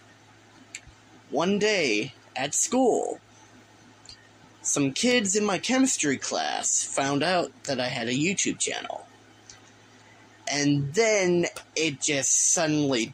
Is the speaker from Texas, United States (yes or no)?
yes; Texas, United States; each time that I say y'all, it's an indicator that I am from Texas. I am from Texas